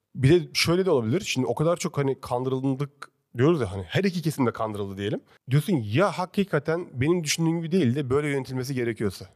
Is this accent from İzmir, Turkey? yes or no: yes; İzmir, Turkey; moved away as an adult; now in Istanbul, Turkey; Ben doğma büyüme İzmir Karşıyaka'lıyım da baba tarafı Alanyalı